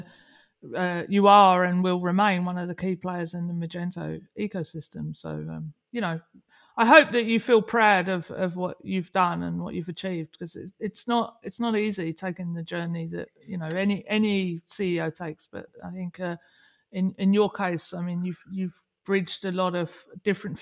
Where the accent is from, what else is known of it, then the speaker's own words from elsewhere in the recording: England, United Kingdom; moved away; I'm English